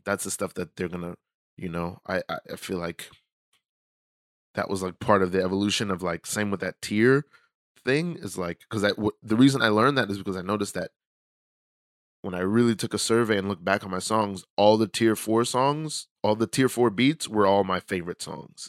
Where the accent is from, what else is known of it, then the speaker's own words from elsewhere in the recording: New York City, New York, United States; I grew up in in Brooklyn. I grew up in New York